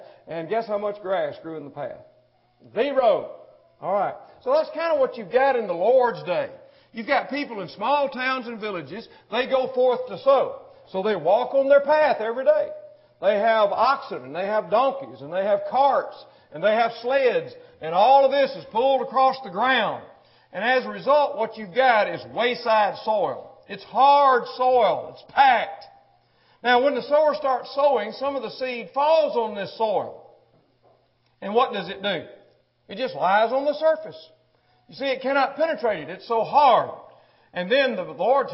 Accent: Mississippi, United States; moved away; I was born in Mississippi. I was raised in Mississippi

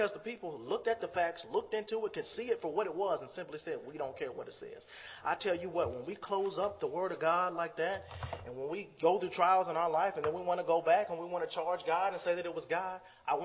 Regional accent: Chicago, Illinois, United States; I'm from the Chicago area

